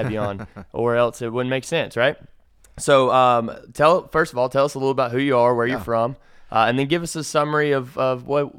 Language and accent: English; Lower Alabama, United States; moved away; I'm from Lower Alabama. It's different. So I'm from the South. We're Southern boys.